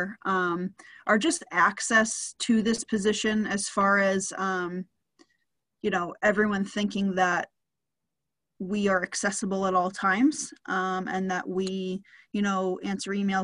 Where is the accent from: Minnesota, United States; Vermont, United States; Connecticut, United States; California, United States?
Connecticut, United States; Wallingford; also born or lived in Springfield, Massachusetts; I grew up in Wallingford, Connecticut. I actually still live in Wallingford